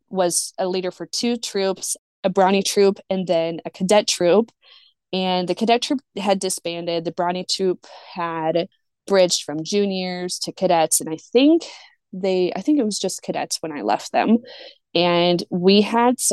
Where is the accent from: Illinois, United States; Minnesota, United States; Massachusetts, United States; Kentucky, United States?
Minnesota, United States; moved away as an adult; also born or lived in Lawrence, Kansas; I grew up in Minnesota